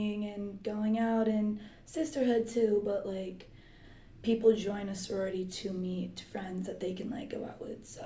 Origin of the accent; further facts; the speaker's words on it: San Francisco, California, United States; I'm from San Francisco